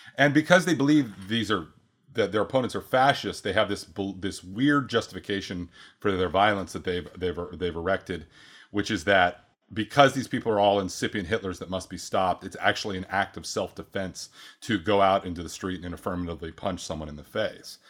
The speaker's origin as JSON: {"language": "English", "region": "Oregon", "country": "United States", "tie": "born or raised there", "moved": "yes", "said": "I was raised in Oregon"}